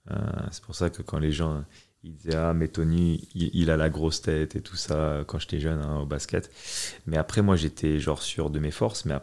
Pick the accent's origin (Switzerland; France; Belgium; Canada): France; Et, surtout en grandissant en France, euh, mon père, il voulait être sûr que, que je sois prêt.